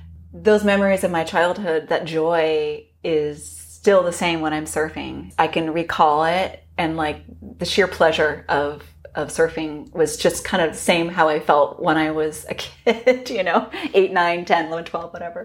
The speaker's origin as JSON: {"language": "English", "town": "Los Gatos", "region": "California", "country": "United States", "tie": "born or raised there", "said": "I grew up in Los Gatos, which is relatively close to Santa Cruz."}